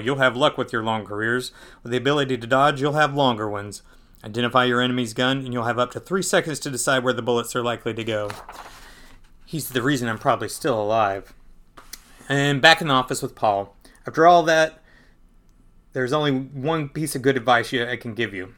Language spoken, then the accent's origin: English; Perry, Georgia, United States; I grew up in Perry